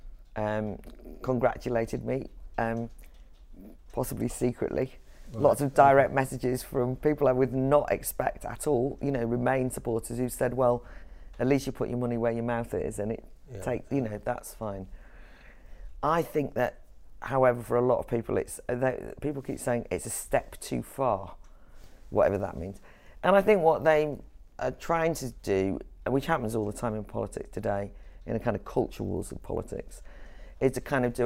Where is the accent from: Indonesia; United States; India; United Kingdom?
United Kingdom; Wales; moved away; I'm from Wales originally, but I'm also from an Irish background